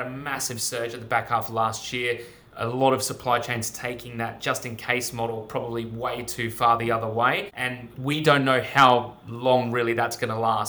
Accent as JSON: {"language": "English", "region": "England", "country": "United Kingdom", "moved": "yes", "lives_now": "Sydney, Australia", "said": "I'm also English"}